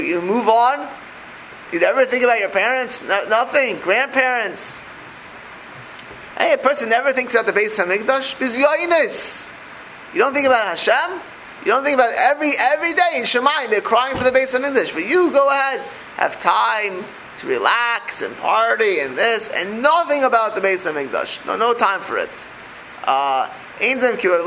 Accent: Miami Beach, Florida, United States; I grew up in South Beach, in Miami Beach, Florida

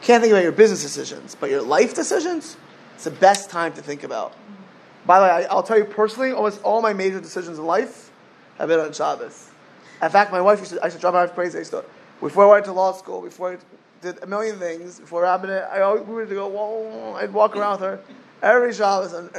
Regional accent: South Florida, United States; I grew up in South Florida watching people waste away

